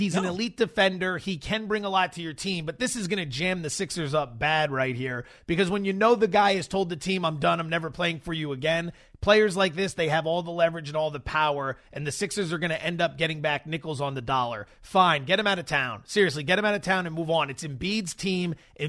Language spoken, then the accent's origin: English; Allentown, Pennsylvania, United States; Allentown, Pennsylvania.